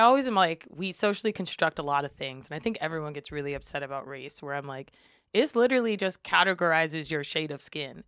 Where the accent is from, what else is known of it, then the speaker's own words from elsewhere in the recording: Springfield, Massachusetts, United States; moved away as an adult; also born or lived in Amherst, Massachusetts; now in Humboldt County, United States; was born and raised in Springfield, Massachusetts